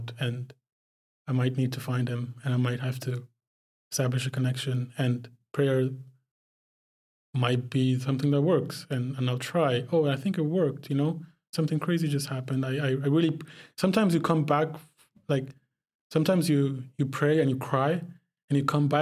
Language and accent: English; Dubai, United Arab Emirates; also born or lived in Pakistan; I'm from Pakistan, but I grew up in the Middle East in Dubai